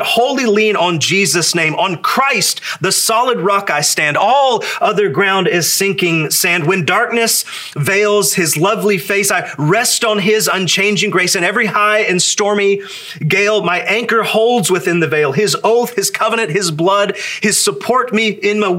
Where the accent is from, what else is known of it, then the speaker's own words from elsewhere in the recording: the Bible Belt, United States; So born a red-blooded American, raised in the Bible Belt